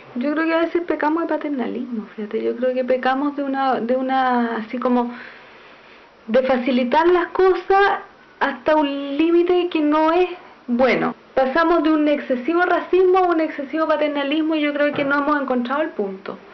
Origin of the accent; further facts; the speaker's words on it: Chile; como país, como chilenos